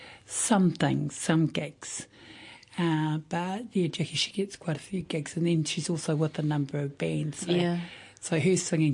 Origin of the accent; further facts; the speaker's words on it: Te Puia Springs, Gisborne, New Zealand; now in Wainuiomata, New Zealand; actually I was born on the East Coast at Te Puia Springs Hospital.